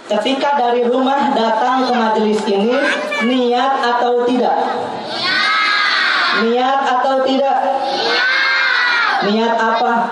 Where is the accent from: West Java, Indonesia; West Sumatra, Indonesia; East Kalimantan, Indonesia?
West Java, Indonesia; Kita orang Sunda ketawa-tawa bu.